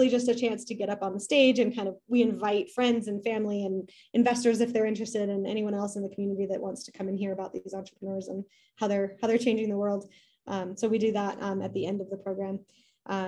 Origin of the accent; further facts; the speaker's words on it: Denver, Colorado, United States; moved away as an adult; also born or lived in Fort Collins, Colorado; now in Cheyenne, United States; I grew up in the Denver area, suburbs of Denver